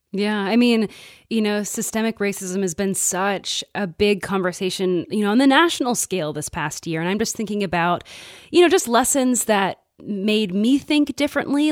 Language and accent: English; Midwest, United States; growing up in the Midwest